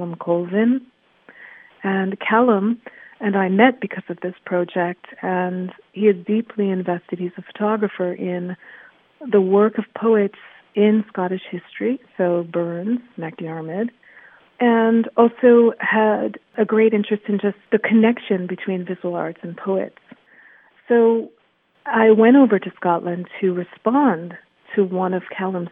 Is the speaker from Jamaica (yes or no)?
yes; Kingston, Jamaica; I've taken as a Jamaican many times because I was born in Kingston